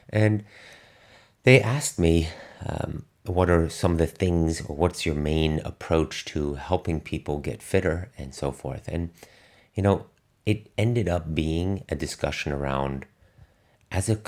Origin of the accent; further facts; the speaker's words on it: Germany; English is a second language; athletes that I knew when I was growing up in Germany that be, went on to become elite performers now